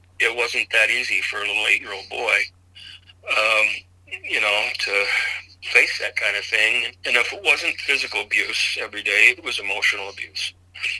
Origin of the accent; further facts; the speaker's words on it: Idaho, United States; I was raised in Idaho.